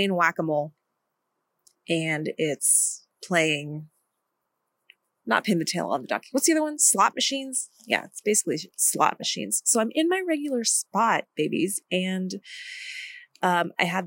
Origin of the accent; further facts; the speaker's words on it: India; I'm from India